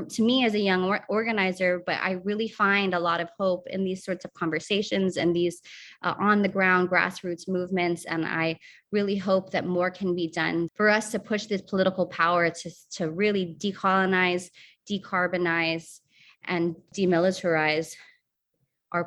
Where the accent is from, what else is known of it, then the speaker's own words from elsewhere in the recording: Guam; I come from Guam, and a third of our island is used for military use